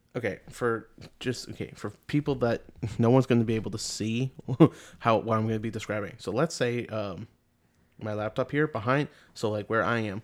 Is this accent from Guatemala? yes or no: no; Canada; we're from Canada